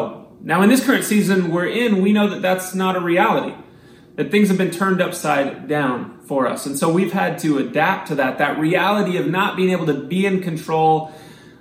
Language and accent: English; Missouri, United States; I grew up in Missouri, so I was not used to getting lost out in the woods like this on a mountain